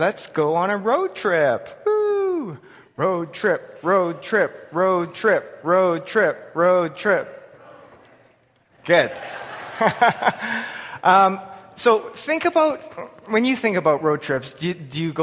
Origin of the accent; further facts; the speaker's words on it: Lethbridge, Alberta, Canada; I was born and raised in Lethbridge, Alberta.